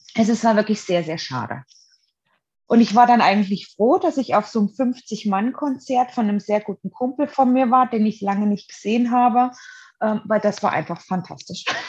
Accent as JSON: {"language": "German", "country": "Germany", "tie": "born or raised there", "said": "ich bin ja in der DDR geboren"}